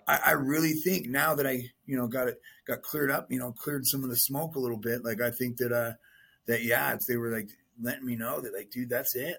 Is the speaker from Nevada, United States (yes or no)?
yes; Las Vegas, Nevada, United States; I was born and raised in Vegas